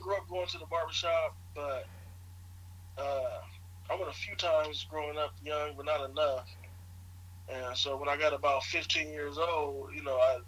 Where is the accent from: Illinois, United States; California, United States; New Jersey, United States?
California, United States; Los Angeles; also born or lived in San Bernardino, California; I was born in Los Angeles, California. Lived there until maybe my teenage years and moved to San Bernardino, California